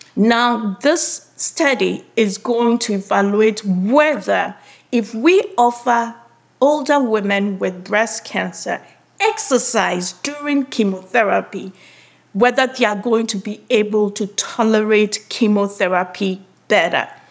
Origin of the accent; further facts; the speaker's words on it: Ghana; moved away as an adult; I was born and grew up in Ghana.